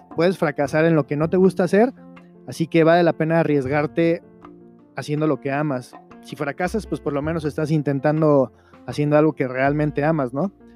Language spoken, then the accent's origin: Spanish; Veracruz, Mexico; moved away as an adult; also born or lived in Chihuahua / Mexico City / Querétaro; yo soy jarocho, yo soy de Veracruz